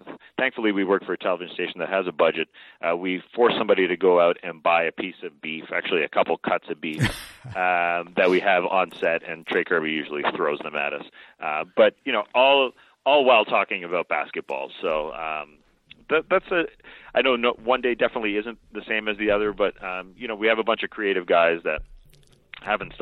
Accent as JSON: {"language": "English", "town": "Toronto", "region": "Ontario", "country": "Canada", "tie": "born or raised there", "moved": "as an adult", "lives_now": "Atlanta, United States", "said": "my hometown Toronto Raptors"}